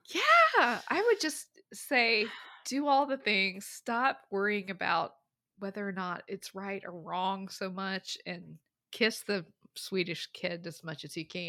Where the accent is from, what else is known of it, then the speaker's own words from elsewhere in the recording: the South, United States; I grew up in the South